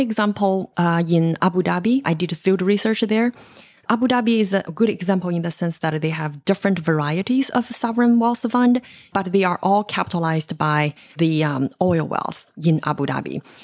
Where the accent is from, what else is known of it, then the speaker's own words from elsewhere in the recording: China; moved away as an adult; now in United States; I grew up in China in an era where, you know, it's, um, my generation is the so-called one child generation.